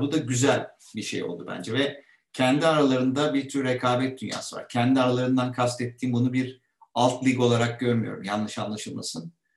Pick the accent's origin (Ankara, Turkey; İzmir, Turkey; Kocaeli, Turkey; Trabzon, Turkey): Kocaeli, Turkey; İzmit; moved away as an adult; now in Istanbul, Turkey; İzmit'ten orada büyüdük. Burada İstanbul'da okulları okuduk